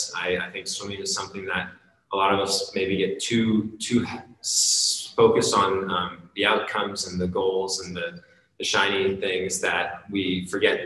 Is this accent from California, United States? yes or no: yes; Encinitas, California, United States; my hometown of Encinitas, California, I live right on the ocean